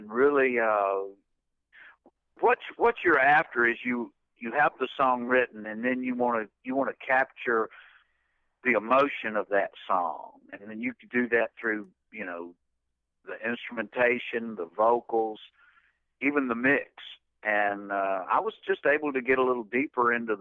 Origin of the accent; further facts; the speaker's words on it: Spartanburg, South Carolina, United States; also born or lived in Rock Hill, South Carolina; as a young five-year-old, we moved to Spartanburg